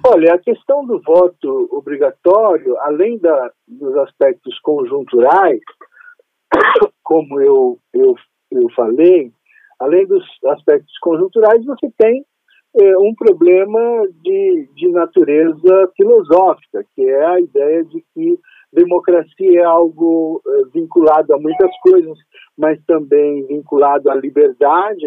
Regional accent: Brazil

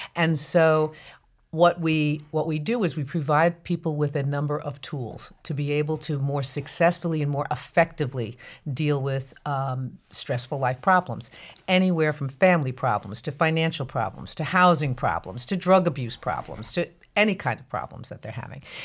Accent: New Jersey Meadowlands, United States; I grew up in North Jersey in an area just outside of Manhattan called the known as the New Jersey Meadowlands

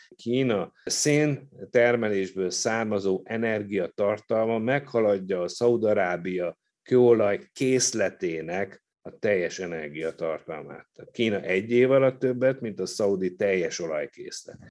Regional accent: Hungary; csak mi magyarok vagyunk azok

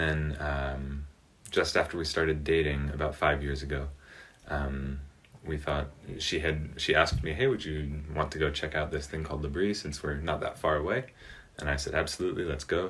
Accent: United States; moved away as an adult; also born or lived in France; now in Switzerland; I am an American

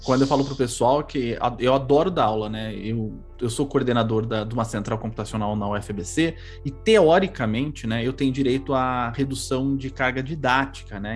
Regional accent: São Paulo, Brazil; eu fui criado aqui em São Paulo

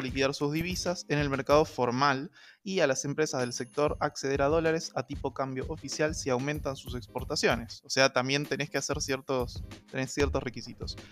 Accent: Argentina; en Argentina, hubieron tres eh, momentos clave en la historia de nuestro país

